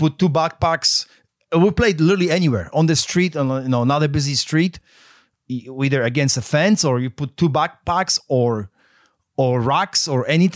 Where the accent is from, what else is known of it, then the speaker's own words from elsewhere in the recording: Poland; now in United States; I grew up in Poland